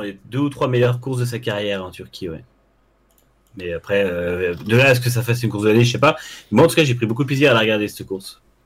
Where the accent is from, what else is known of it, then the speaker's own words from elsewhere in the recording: France; en tant que Français chauvin